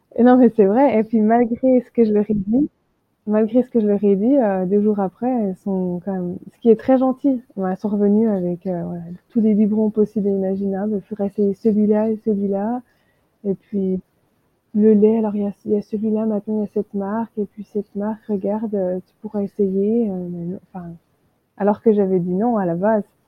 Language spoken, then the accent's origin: French; France; moved away as an adult; also born or lived in Australia; now in Hawaii, United States; je suis française